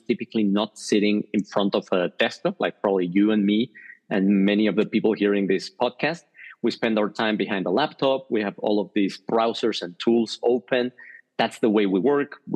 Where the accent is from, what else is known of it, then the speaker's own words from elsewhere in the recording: Mexico; moved away as an adult; now in Switzerland; I'm originally from Mexico. I lived there the first 20 years of my life, and I've been living the next 20 years in Switzerland.